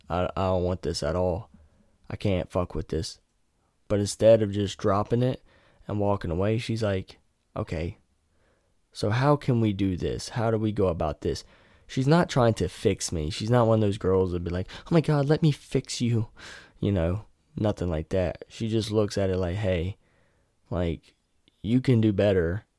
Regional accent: near Raleigh, North Carolina, United States; moved away; we go back to my hometown, yeah, it's a shithole, but I could take her to Raleigh

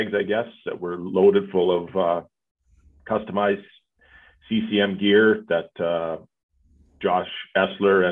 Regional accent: Calgary, Alberta, Canada; I'm born and raised in Calgary

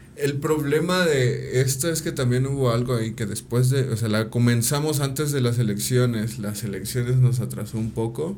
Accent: Ayala, Morelos, Mexico; pues de Ayala

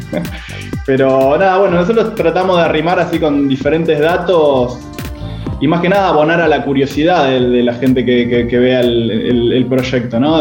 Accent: Argentina; para mí que soy argentino

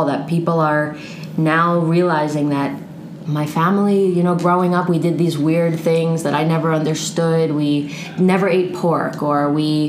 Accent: Cheltenham, Pennsylvania, United States; moved away as an adult; now in Spain; From Cheltenham. So it's a little right outside of Philadelphia

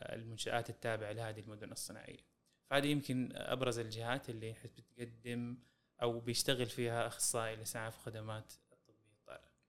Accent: Saudi Arabia; عندنا في السعوديه

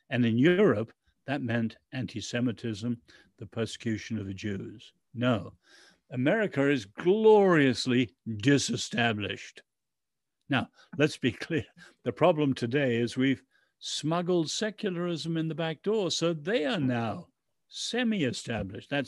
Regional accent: Ireland; We are patriots. I'm an Irish and English patriot, but we got to love our countries

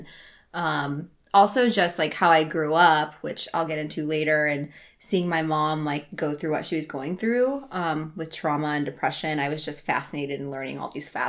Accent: Iowa, United States; They hear you're American, and I'm like, I'm from Iowa.

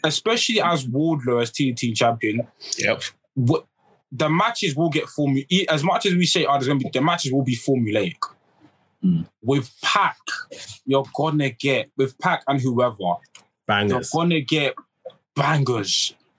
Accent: United Kingdom; us as British fans

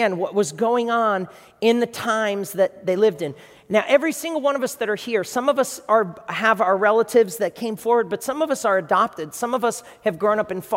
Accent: New York, United States; And that's New York. That's my hometown

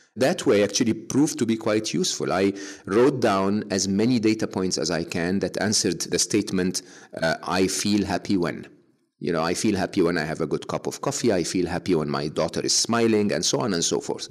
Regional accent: Egypt; moved away as an adult; growing up in Egypt

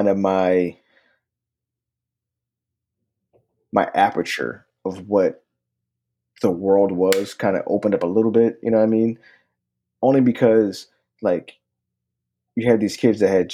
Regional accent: Philadelphia, Pennsylvania, United States; I'm a North Philly dude. Like, I was raised on 7th Susquehanna

